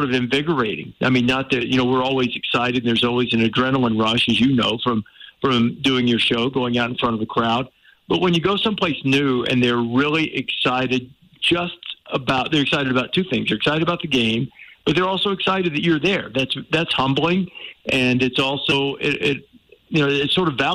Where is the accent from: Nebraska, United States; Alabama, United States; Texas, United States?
Alabama, United States; I grew up in Alabama, and that's part of the fabric of the culture there